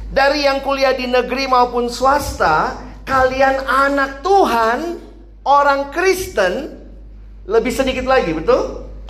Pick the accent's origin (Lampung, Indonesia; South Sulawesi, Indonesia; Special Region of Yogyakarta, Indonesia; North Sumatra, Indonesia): South Sulawesi, Indonesia; Makassar; moved away as an adult; also born or lived in Jakarta; Sedikit latar belakang, saya dulunya lahir besar di Makassar.